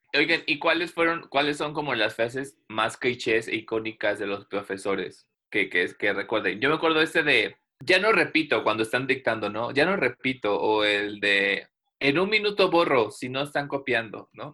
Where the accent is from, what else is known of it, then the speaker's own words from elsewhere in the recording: Veracruz, Mexico; yo soy de Veracruz